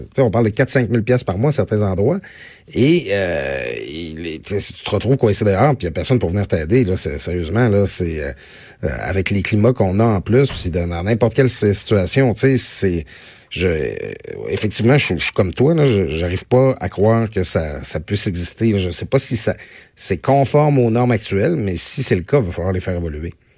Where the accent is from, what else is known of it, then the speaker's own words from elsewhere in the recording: Métabetchouan-Lac-à-la-Croix, Quebec, Canada; étant natif de Métabetchouan, je me, je me trouve souvent dans la belle ville de Saguenay. Je, le dis pas souvent que je viens du Lac-Saint-Jean